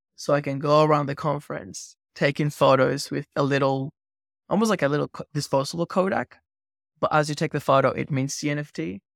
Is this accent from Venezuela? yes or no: yes; Venezuela; I grew up in Venezuela